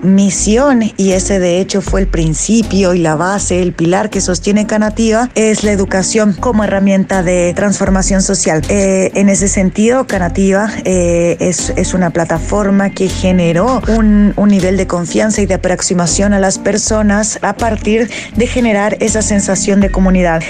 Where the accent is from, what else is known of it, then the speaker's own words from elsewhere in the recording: Mexico; soy mexicana